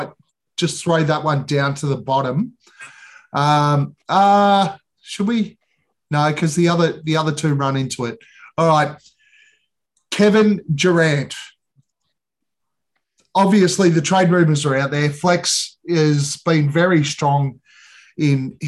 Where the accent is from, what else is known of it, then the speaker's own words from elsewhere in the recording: Australia; we're Australian